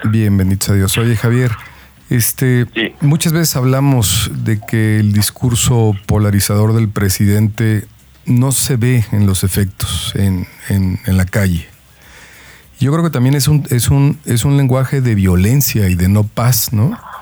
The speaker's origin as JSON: {"language": "Spanish", "country": "Mexico", "said": "como mexicanos"}